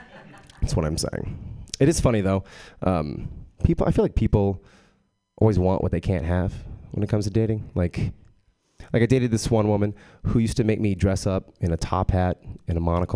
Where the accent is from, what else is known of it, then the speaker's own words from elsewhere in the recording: Texas, United States; I grew up in Texas. I was raised a Jehovah's Witness.